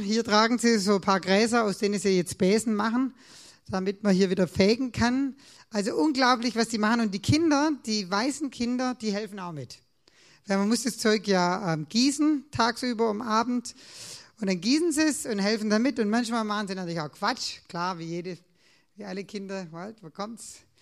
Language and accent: German; Swabia, Germany; Als Schwabe